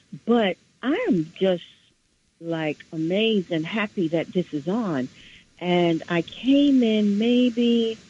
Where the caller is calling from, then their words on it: New York City, New York, United States; I'm calling from the Bronx. And I'm a grandparent.